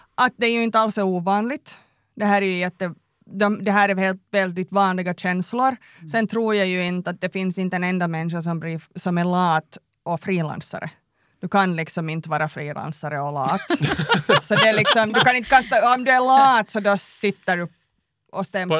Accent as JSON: {"language": "Swedish", "town": "Tenala", "region": "Uusimaa", "country": "Finland", "tie": "born or raised there", "moved": "yes", "said": "jag är uppväxt i Tenala, liten by."}